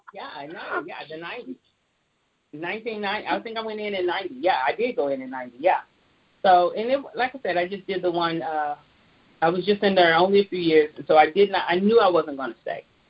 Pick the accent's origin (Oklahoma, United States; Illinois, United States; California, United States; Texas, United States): Oklahoma, United States; Tulsa; moved away as an adult; also born or lived in Atlanta; I hail from Tulsa, Oklahoma